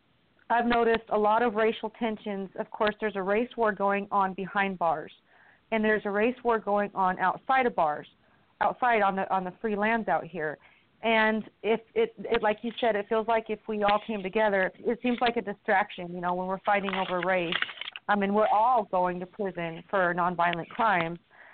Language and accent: English; Washington, United States; I'm white and I'm from Washington where it's called legal.